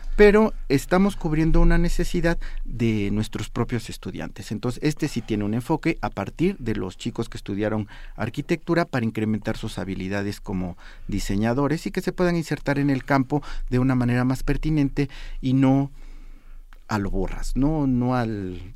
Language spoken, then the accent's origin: Spanish; Mexico City, Mexico; la casa de ustedes San Mateo que se celebró ayer. Se vistió mi pueblo